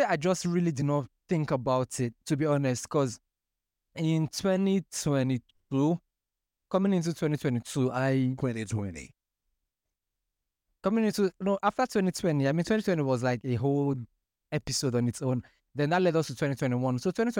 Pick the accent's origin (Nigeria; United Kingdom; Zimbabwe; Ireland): Nigeria; Port Harcourt, Rivers State; I say, me and I grew up in Port Harcourt. They say, oh, you speak like you're from the UK. I won't believe you're from Nigeria.